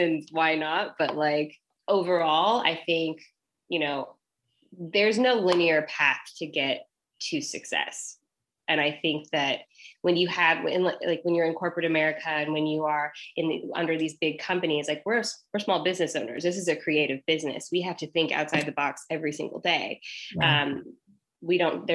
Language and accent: English; Denver, Colorado, United States; moved away; I'm from Denver, so I'm going back home